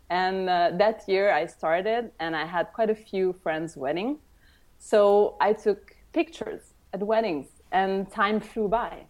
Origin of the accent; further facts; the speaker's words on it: Tuscany, Italy; moved away; also born or lived in Rome; I was born in Rome, and I grew up in Tuscany